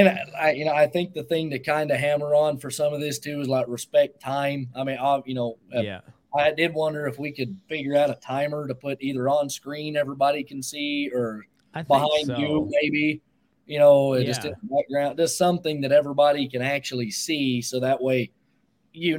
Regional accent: McLean, Texas, United States; moved away; also born or lived in New Mexico / Colorado; I'm from McLean, Clarendon area

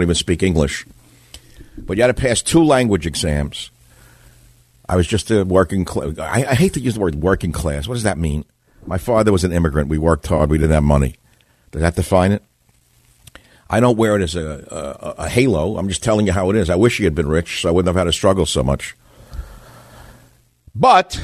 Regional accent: New York City, New York, United States; I was brought up in New York City

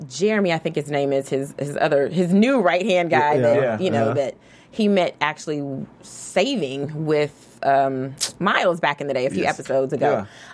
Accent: Kentucky, United States; I'm from Kentucky

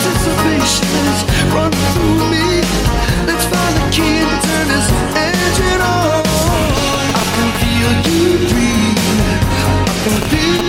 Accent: Kansas, United States; I'm from Kansas.

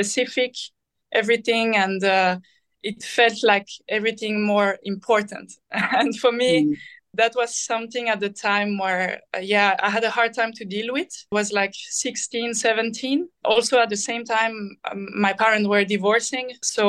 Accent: Switzerland; I've done all the junior pathway in Switzerland

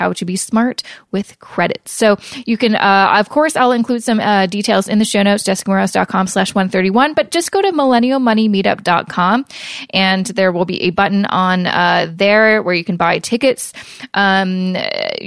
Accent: Canada; being a Canadian, you're like, oh, wait, we don't have 401ks

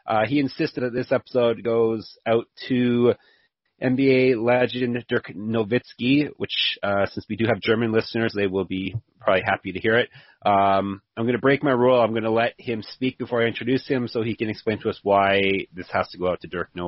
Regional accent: Canada; I guess I'm Canadian, but we just had a long weekend.

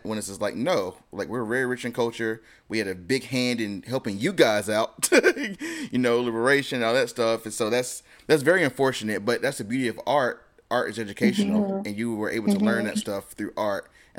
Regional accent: United States; growing up in America

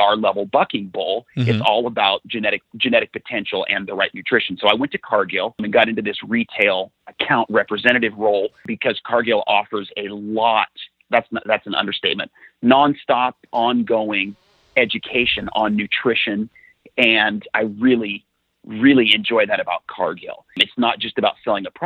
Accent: Lewiston, Idaho, United States; I grew up in Lewiston, Idaho, up a little farther north.

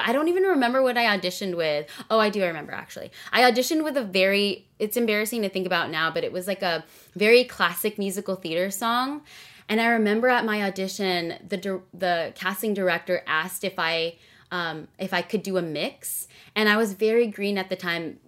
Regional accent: Rowland Heights, California, United States; also born or lived in Carson, California; I was born and raised in SoCal, Southern California. I've been here my whole life. I was actually born in Carson, California

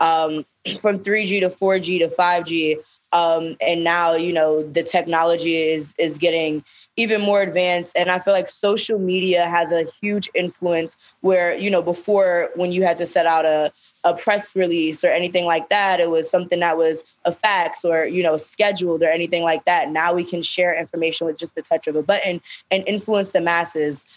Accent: New York City, New York, United States; we're from Brooklyn

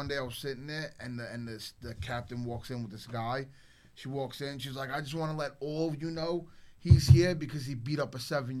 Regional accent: Brooklyn, New York, United States; also born or lived in Staten Island; now in Florida, United States; I came from Brooklyn.

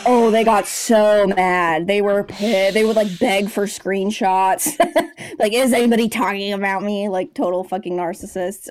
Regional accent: Los Angeles, California, United States; also born or lived in San Francisco Bay Area; I came to L A, which is my hometown

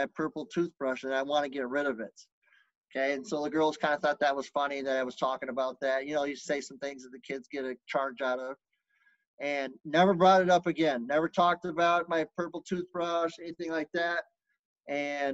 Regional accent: Lubbock, Texas, United States; moved away; I was born in Lubbock, Texas.

